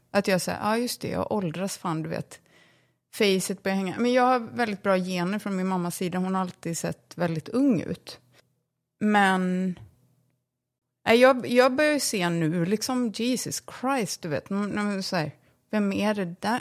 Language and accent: Swedish; Borås, Västra Götaland, Sweden; born or raised there; also born or lived in London, United Kingdom; now in Stockholm, Sweden